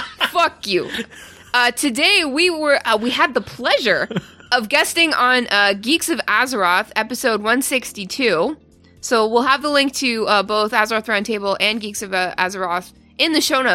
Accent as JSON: {"language": "English", "region": "Ontario", "country": "Canada", "lives_now": "United States", "said": "I'm from Ontario. I'm Canadian. and I just sort of live in the States."}